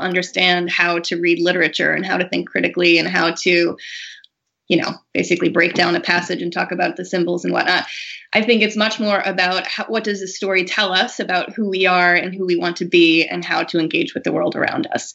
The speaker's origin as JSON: {"language": "English", "region": "Massachusetts", "country": "United States", "tie": "born or raised there", "also_born_or_lived": "Colorado", "said": "I grew up in Massachusetts"}